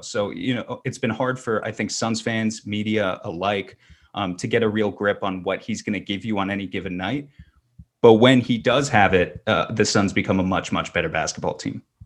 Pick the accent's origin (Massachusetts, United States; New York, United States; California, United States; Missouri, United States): New York, United States; I grew up in New York and I'm still in New York